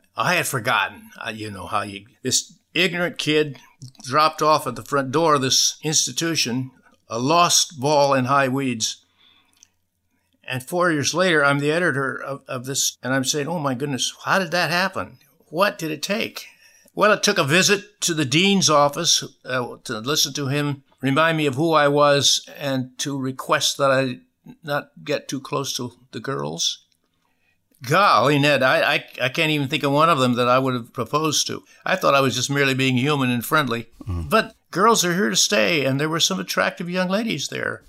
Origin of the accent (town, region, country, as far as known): Michigan, United States; born or raised there